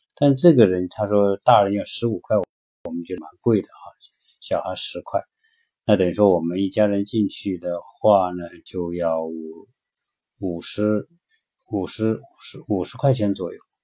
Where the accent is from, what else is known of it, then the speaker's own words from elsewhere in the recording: China; 我们是从中国来的